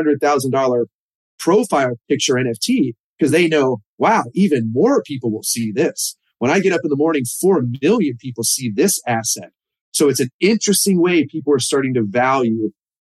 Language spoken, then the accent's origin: English; Cincinnati, Ohio, United States; I'm from Cincinnati